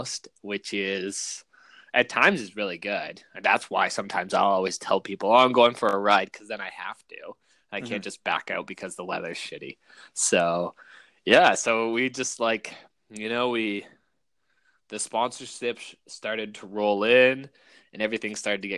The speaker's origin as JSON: {"language": "English", "region": "New Brunswick", "country": "Canada", "tie": "born or raised there", "said": "Growing up in New Brunswick in the suburbs"}